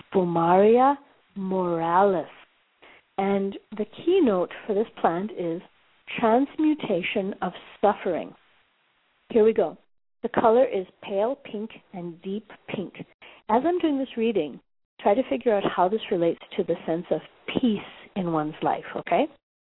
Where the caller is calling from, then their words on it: Johannesburg, Gauteng, South Africa; I'm calling you from Johannesburg, South Africa.